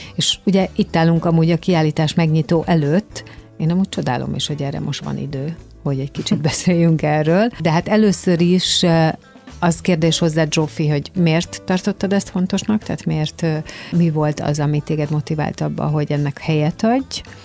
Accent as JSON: {"language": "Hungarian", "country": "Hungary", "said": "mi, magyarok"}